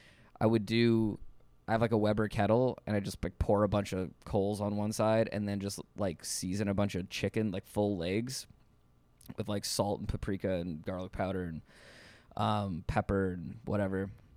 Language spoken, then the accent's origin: English; Toronto, Ontario, Canada